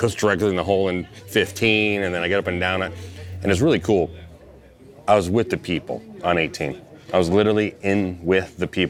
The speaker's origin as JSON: {"language": "English", "town": "St. Louis", "region": "Missouri", "country": "United States", "tie": "born or raised there", "also_born_or_lived": "Iowa / Southern California", "moved": "yes", "lives_now": "California, United States", "said": "I'm from, I grew up in Iowa and then St. Louis"}